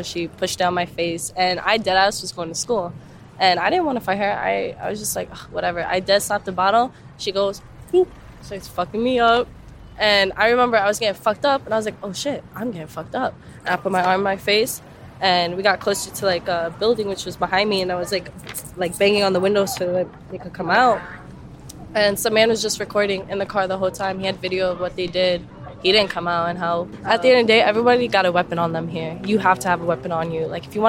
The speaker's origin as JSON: {"language": "English", "region": "New York", "country": "United States", "said": "Listen, I'm from New York, so I've been assaulted."}